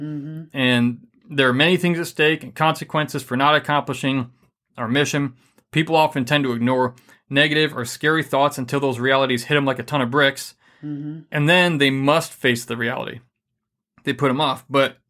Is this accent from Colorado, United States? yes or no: no; Michigan, United States; I'm from Michigan.